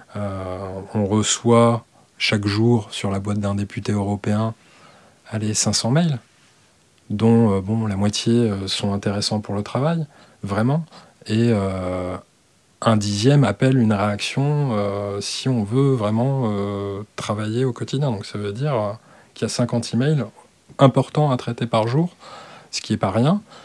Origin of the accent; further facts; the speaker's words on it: Alsace, Grand Est, France; je suis alsacien